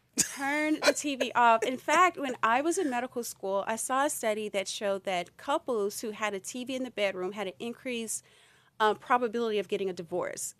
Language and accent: English; Louisiana, United States; I'm from Louisiana